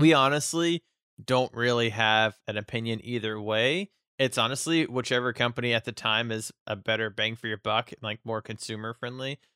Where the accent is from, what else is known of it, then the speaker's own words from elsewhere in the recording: United States; I'm American